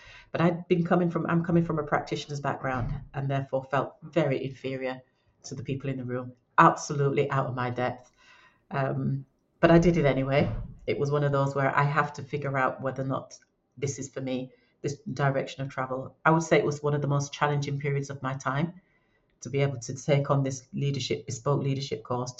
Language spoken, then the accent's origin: English; Leeds, Yorkshire and the Humber, United Kingdom; "Well, we're all from Leeds."